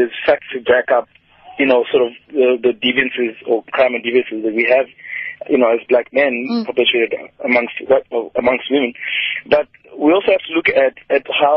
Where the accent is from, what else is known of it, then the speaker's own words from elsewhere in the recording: Kenya; now in Cape Town, South Africa; I'm originally from Kenya